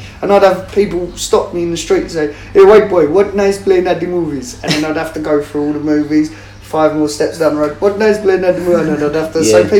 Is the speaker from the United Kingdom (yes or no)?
yes; England, United Kingdom; even though I'm an Englishman, I'm still promoting and pushing